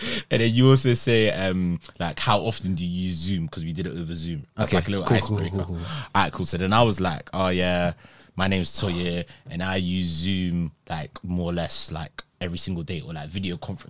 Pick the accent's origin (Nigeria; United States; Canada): Nigeria; I'm from Nigeria.